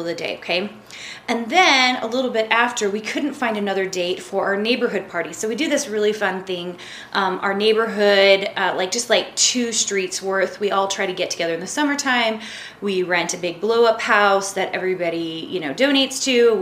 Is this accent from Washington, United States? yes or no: no; Tennessee, United States; now in Utah, United States; I grew up in Tennessee